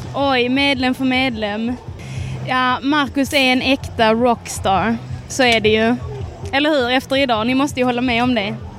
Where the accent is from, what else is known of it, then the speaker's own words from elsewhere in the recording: Malmö, Skåne, Sweden; moved away as an adult; now in Umeå, Sweden; Jag är från eh, Malmö